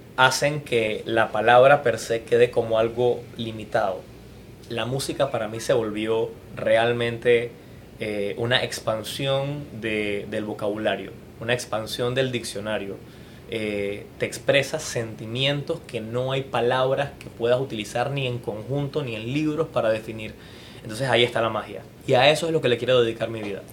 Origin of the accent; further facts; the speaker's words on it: Panama; como panameño